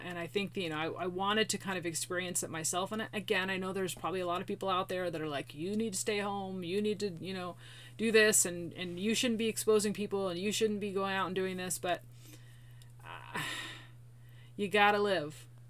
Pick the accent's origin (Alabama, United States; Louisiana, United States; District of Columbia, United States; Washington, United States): Washington, United States; Tacoma; My hometown